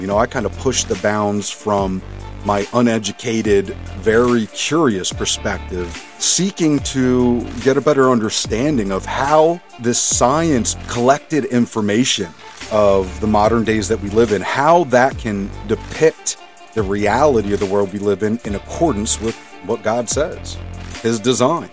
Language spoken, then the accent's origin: English; Montgomery County, suburbs of Philadelphia, Pennsylvania, United States; now in Reading, United States; I grew up in Montgomery County, which is like the suburbs of Philadelphia